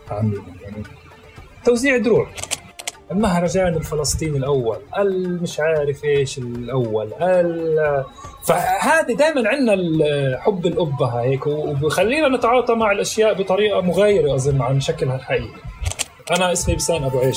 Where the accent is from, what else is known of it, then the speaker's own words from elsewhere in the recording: Palestine; لانه انا بامن انه احنا كفلسطينيين بنمارس آه، هويتنا بطرق مختلفه وباشكال مختلفه وباماكن مختلفه